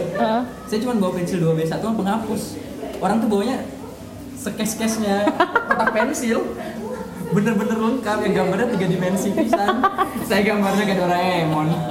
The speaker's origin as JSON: {"language": "Indonesian", "town": "Makassar", "region": "South Sulawesi", "country": "Indonesia", "also_born_or_lived": "Bandung", "moved": "as an adult", "said": "saya dari Makassar"}